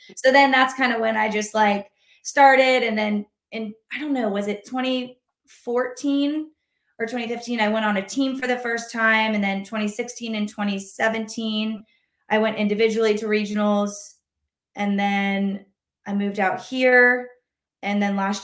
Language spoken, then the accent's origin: English; North Carolina, United States; moved away; I'm originally from North Carolina